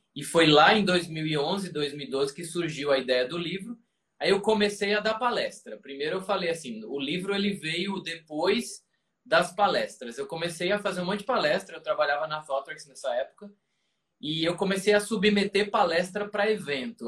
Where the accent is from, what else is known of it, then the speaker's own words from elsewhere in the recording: João Pessoa, Paraíba, Brazil; moved away as an adult; now in São Paulo, Brazil; eu sou paraibano com muito orgulho, e mudei para São Paulo em 2005